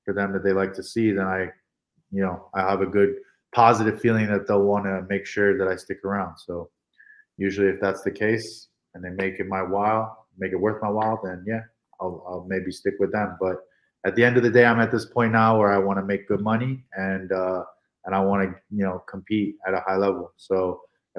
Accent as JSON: {"language": "English", "country": "Hong Kong", "said": "I'm from Hong Kong, so I'm a minority"}